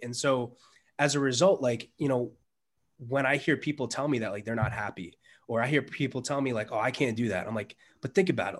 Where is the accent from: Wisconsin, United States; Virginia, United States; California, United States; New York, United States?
New York, United States; New York City; I was born in the Bronx.